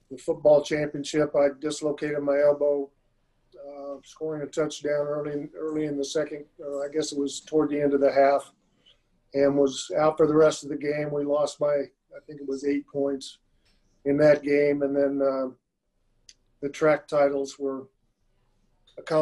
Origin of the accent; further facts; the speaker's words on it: Ottawa, Kansas, United States; also born or lived in San Antonio, Texas; I grew up around Ottawa University. I went to all the football and basketball games. Went to track meets. It was only two blocks from the house. And, uh, about 10,000 population in Ottawa, so it was decent size.